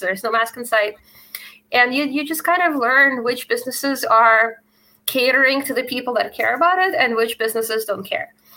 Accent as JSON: {"language": "English", "country": "Russia", "tie": "born or raised there", "moved": "yes", "said": "I grew up in Russia"}